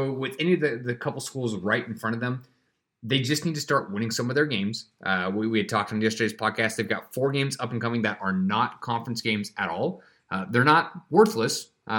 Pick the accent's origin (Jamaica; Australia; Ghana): Australia; I'm from Australia.